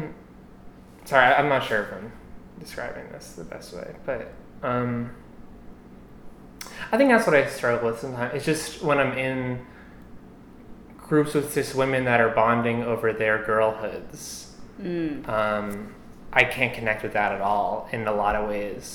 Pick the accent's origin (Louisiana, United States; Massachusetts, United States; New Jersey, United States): New Jersey, United States; Morristown; I grew up in Morristown, New Jersey.